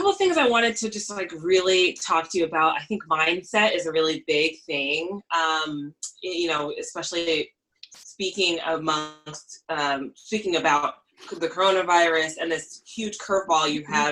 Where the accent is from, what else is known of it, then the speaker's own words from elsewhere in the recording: New York City, New York, United States; I grew up in Queens, New York.